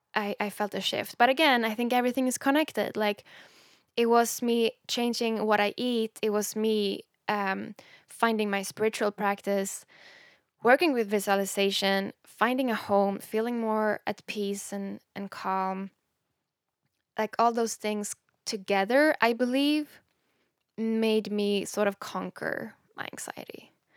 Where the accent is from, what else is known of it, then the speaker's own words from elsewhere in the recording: Sweden; English is a second language; moved away; when I was younger, growing up in Sweden